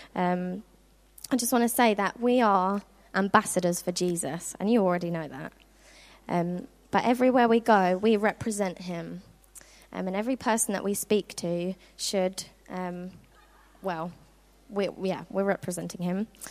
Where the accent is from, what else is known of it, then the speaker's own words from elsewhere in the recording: Worthing, South East England, United Kingdom; moved away as an adult; now in Norfolk, United Kingdom; I'm originally from Worthing, which is on the south coast of England